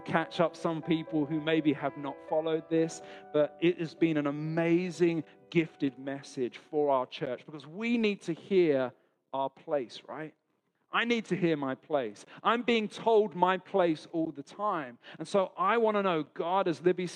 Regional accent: London, United Kingdom; now in Australia; So I'm from London, not from Australia.

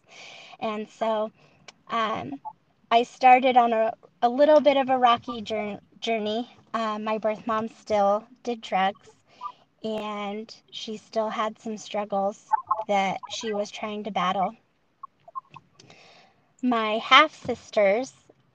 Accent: Montana, United States; born or raised there; also born or lived in South Carolina

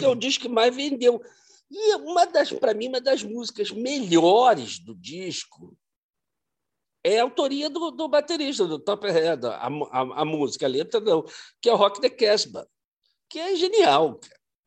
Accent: Brazil; a gente como brasileiro

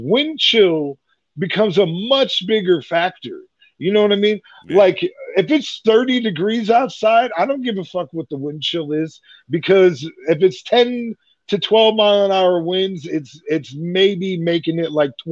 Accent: Iowa, United States; moved away; I'm from Iowa

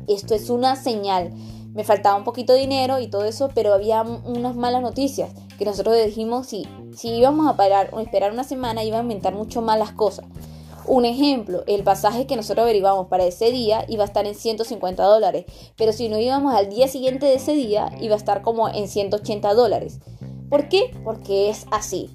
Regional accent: Venezuela; moved away as an adult; now in Talca, Chile; Soy venezolana, vivo en Chile, en Talquita

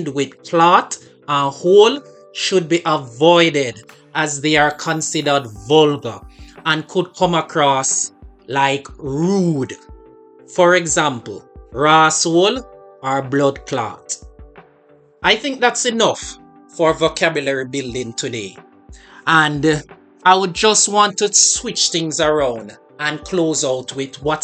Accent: Jamaica; As a Jamaican

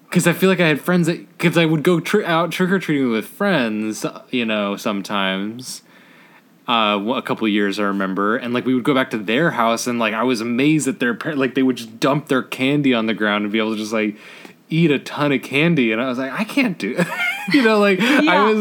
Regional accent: Santa Monica, California, United States; I grew up in Santa Monica, west side of LA. My parents are still there

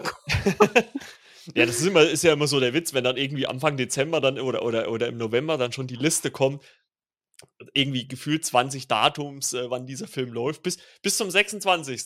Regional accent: Saxony, Germany; ich bin ja äh, gebürtiger Sachse

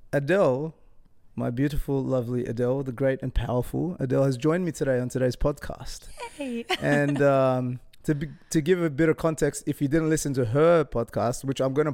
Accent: Sydney, New South Wales, Australia; born there; I don't even know where I'm from. I don't what? I was born in Sydney.

